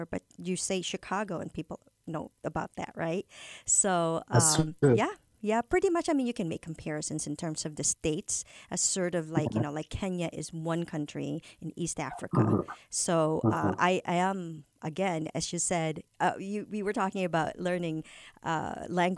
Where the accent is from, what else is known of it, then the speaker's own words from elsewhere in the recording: Philippines; moved away; I'm originally coming from the Philippines